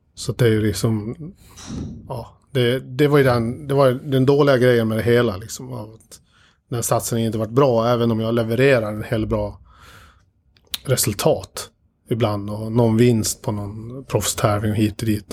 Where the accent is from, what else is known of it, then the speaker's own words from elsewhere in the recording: Dalarna County, Sweden; moved away; när jag bodde hemma i Dalarna de två första åren